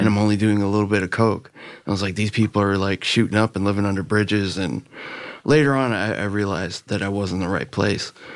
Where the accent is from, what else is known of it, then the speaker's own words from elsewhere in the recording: Miami, Florida, United States; also born or lived in Virginia; I grew up in Miami. You know, I was born in Virginia, but we moved down to, to Miami when I was in second grade